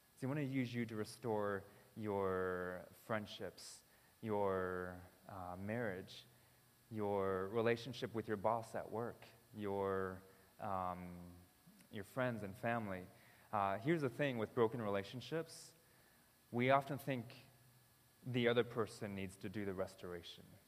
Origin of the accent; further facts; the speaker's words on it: United States; I'm American